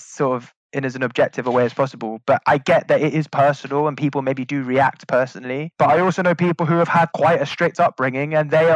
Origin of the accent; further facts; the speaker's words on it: London, United Kingdom; we're from Northwest London